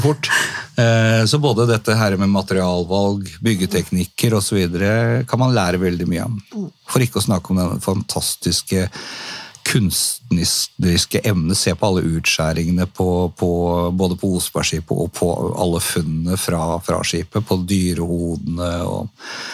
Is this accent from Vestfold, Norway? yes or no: yes; Tønsberg, Vestfold, Norway; jeg er født og oppvokst i, i Tønsberg